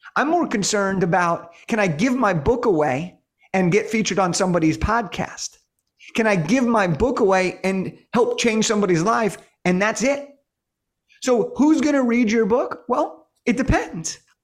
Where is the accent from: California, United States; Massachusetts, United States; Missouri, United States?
California, United States; Los Angeles; I'm from Los Angeles.